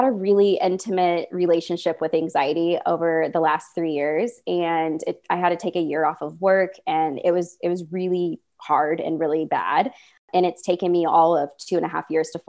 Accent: Midwest, United States; I'm from the Midwest.

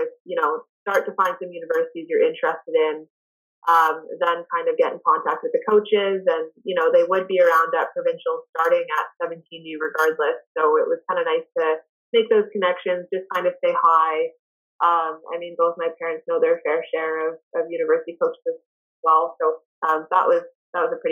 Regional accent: Ottawa, Ontario, Canada; moved away as an adult; also born or lived in Thunder Bay, Ontario; growing up in Ottawa

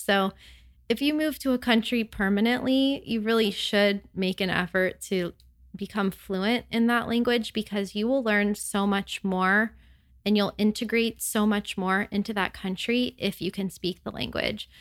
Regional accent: United States; moved away as an adult; living abroad as an American

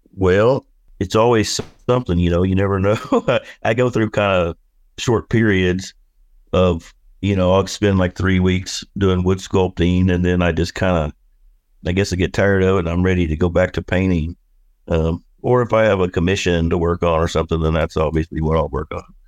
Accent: Oklahoma, United States; moved away as an adult; now in Camas Prairie, Idaho, United States; I grew up whittling, you know, I'm from Oklahoma

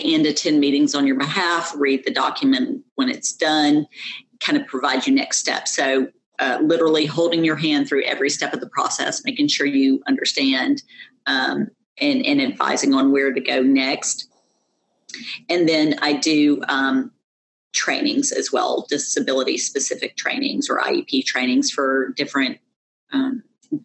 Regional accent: New York, United States; also born or lived in southwest of Atlanta, Georgia; now in Georgia, United States; I was raised in New York

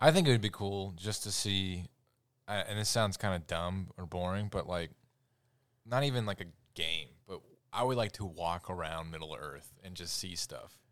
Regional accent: United States; We love being American

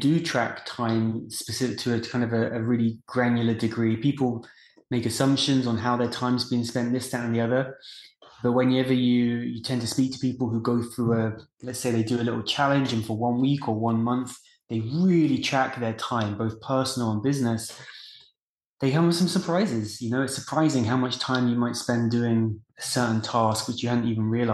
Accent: England, United Kingdom; moved away as an adult; now in United States; I grew up in England and decided to move to the US after graduation.

